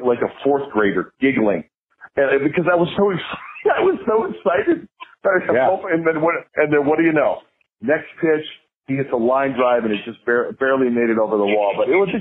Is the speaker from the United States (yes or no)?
yes; Chicago, Illinois, United States; moved away; I grew up in the Chicagoland area